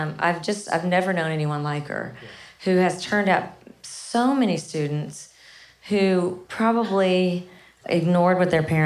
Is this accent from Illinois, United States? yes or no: no; Kennett, Missouri, United States; I'm from a really small town called Kennett, Missouri